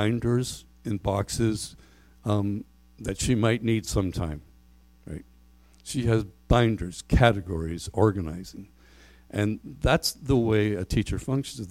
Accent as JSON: {"language": "English", "country": "Canada", "said": "we're Canadian"}